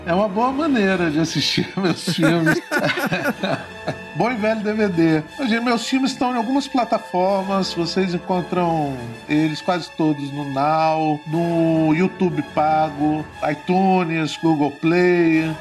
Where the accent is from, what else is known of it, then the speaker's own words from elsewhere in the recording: Guarapari, Espírito Santo, Brazil; sou do Espírito Santo, sou de uma cidade chamada Guarapari e cresci numa aldeia de pescadores